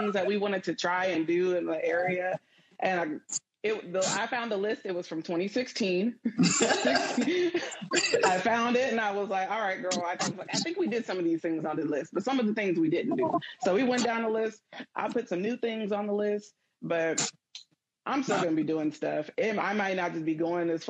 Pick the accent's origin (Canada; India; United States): United States; I'm from America